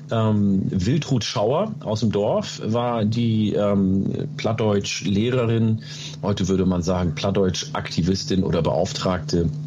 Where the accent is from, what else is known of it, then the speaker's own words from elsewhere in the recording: Oromia, Ethiopia; first language Oromo; German is a second language; now in Germany; ähm, ich komme aus Oromia, das heißt äh, Afan Oromo, meine erste Sprache, ähm, gibt es auch noch.